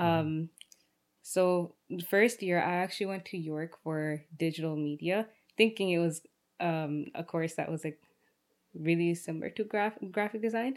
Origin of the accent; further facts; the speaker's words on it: Brampton, Ontario, Canada; also born or lived in Rexdale, Ontario; I was born in Rexdale, raised in Brampton, like every other Brampton kid